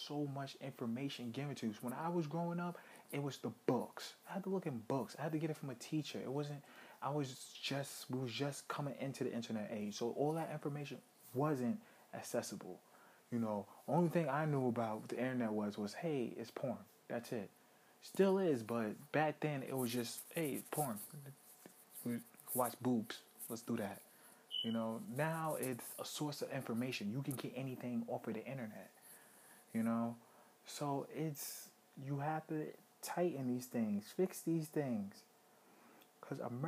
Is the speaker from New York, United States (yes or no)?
yes; New York City, New York, United States; also born or lived in Brooklyn; I grew up in Harlem.